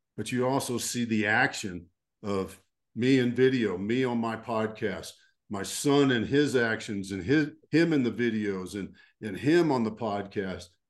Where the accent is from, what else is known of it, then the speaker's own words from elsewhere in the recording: Fort Worth, Texas, United States; So I grew up in Texas, uh, and I'm a, I'm a deep Texas boy